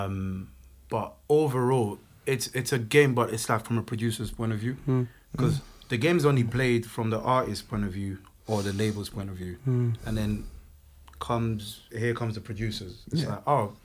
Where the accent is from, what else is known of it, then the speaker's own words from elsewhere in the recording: Côte d’Ivoire; first language French; English is a second language; moved away; So we're both French natives. Like, we speak French. We're both from Ivory Coast